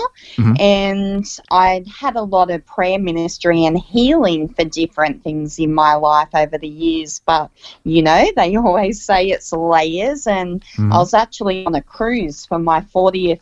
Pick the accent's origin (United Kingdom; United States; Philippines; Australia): Australia; Central Coast, New South Wales; born or raised there